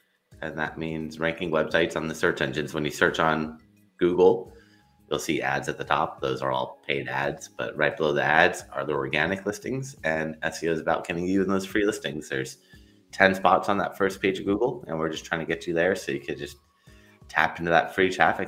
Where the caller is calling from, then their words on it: Los Angeles, California, United States; I'm in Los Angeles, California.